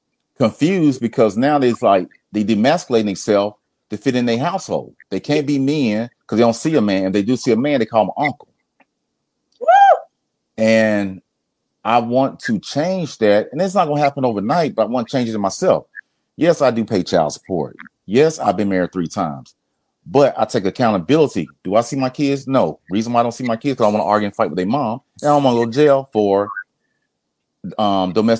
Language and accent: English; Atlanta, Georgia, United States; Grew up in Atlanta, Southeast Atlanta